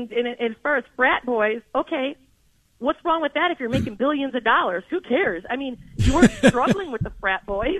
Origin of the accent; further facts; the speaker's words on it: Detroit, Michigan, United States; moved away; I'm from Detroit originally.